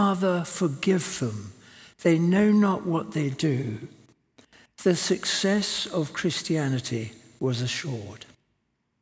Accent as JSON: {"language": "English", "country": "South Africa", "tie": "born or raised there", "moved": "yes", "said": "I was brought up in South Africa"}